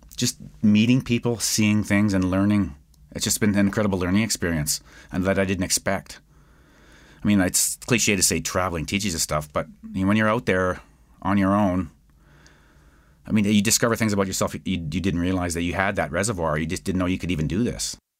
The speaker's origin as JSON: {"language": "English", "town": "Edmonton", "region": "Alberta", "country": "Canada", "tie": "born or raised there", "said": "I'm from West Edmonton"}